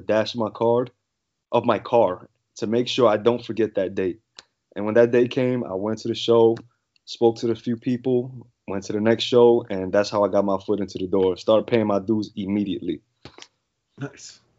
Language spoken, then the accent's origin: English; New York City, New York, United States; moved away as an adult; now in Mississippi, United States; I'm actually born and raised in the Bronx, New York. Lived there my whole life